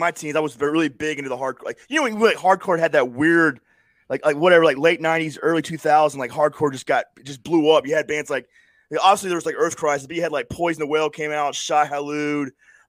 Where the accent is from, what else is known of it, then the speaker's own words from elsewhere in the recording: Florida, United States; I just because I grew up in Florida, and so the bands like